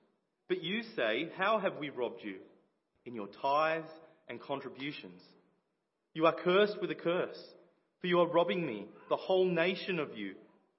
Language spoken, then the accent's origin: English; Liverpool, North West England, United Kingdom; I grew up in the Boys Brigade as well. So Liverpool Baps and many of the leaders here